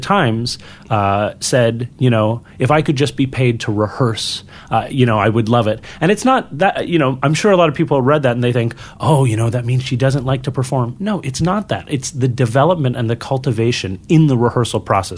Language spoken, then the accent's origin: English; Montreal, Quebec, Canada; I was born in Montreal, and so it is French-Canadian, it is Québécois